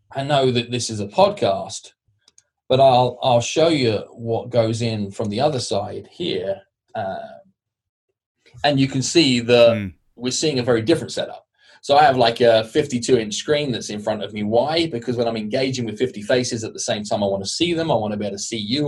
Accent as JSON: {"language": "English", "country": "United Kingdom", "said": "I'm British"}